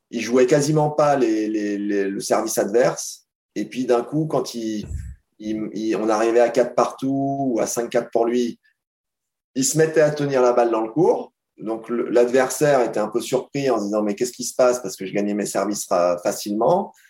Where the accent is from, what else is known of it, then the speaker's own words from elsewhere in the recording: France; en tant que Français